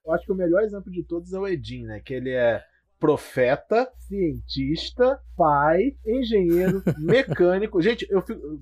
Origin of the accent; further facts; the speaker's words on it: Rio de Janeiro, Brazil; Rio, né? Porque somos cariocas.